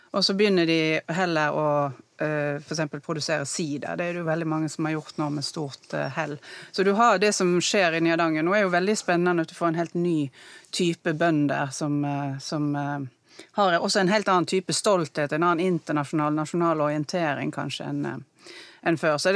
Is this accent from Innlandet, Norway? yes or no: no; Odda, Vestland, Norway; Nei, altså, jeg kommer jo fra Odda.